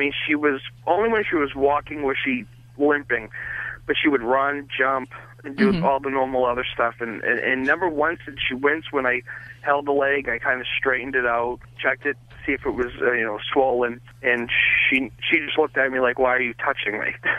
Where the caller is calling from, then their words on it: Boston, Massachusetts, United States; I'm calling from Boston.